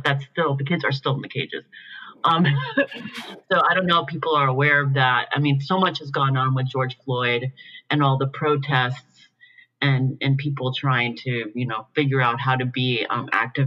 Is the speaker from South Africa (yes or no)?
no; Puerto Rico; now in San Francisco, United States; I grew up in Puerto Rico. from like basically a middle class background, in a suburb, you know, of San Juan.